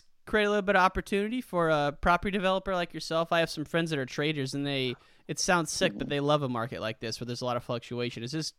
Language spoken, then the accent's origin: English; Illinois, United States; I grew up in Illinois, and wrestling's a hotbed there.